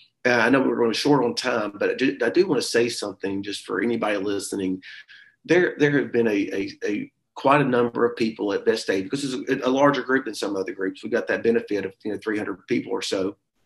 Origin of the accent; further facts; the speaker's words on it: the South, United States; We're from the South.